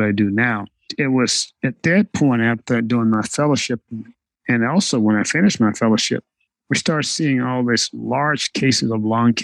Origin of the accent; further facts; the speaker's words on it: Westminster, Arkansas, United States; I grew up in Westminster, Arkansas